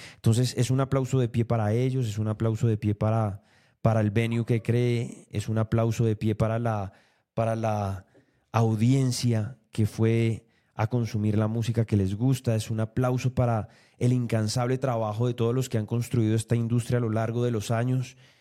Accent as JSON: {"language": "Spanish", "country": "Colombia", "said": "como colombianos"}